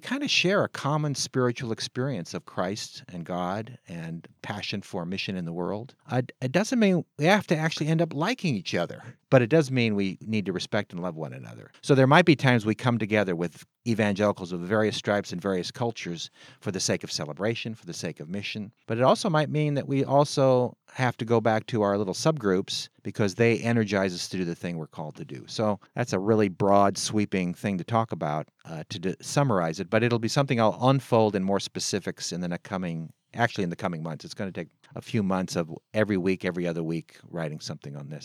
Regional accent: San Francisco, California, United States; I was born on August twenty-fourth, nineteen fifty-two at Saint Francis Hospital in San Francisco, California

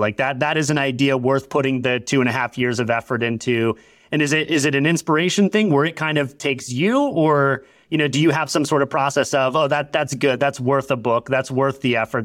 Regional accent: Orlando, Florida, United States; I grew up in Orlando, like, right in the shadow of Disney World

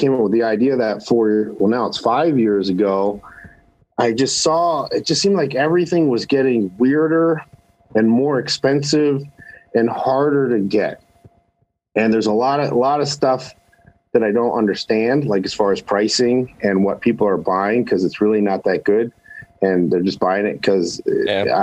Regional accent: East Coast, United States; now in Nevada, United States; I come from the East Coast

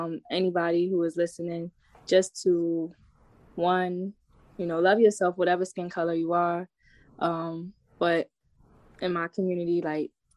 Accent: New York City, New York, United States; now in Atlanta, United States; I grew up in the Bronx, New York.

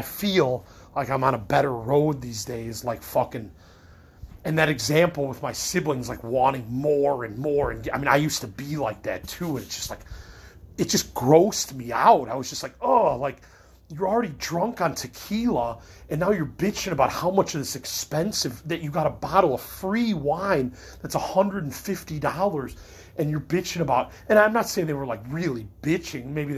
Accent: Midwest, United States; I'm a Midwesterner

